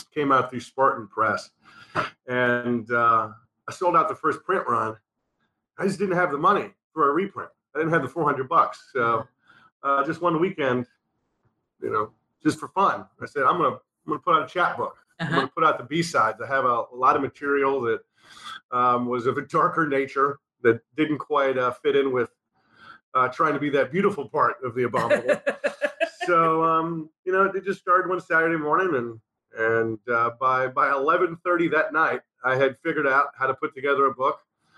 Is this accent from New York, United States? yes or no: yes; New York, United States; accent: New York; For those who do not know, I'm from New York. My accent is gone now, but when me and him start talking, it comes back real quick.